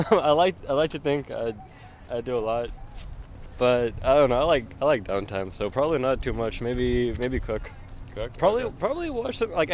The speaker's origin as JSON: {"language": "English", "town": "Santa Monica", "region": "California", "country": "United States", "said": "I'm from Santa Monica, down the street from your house. About 10 minutes walk from the beach."}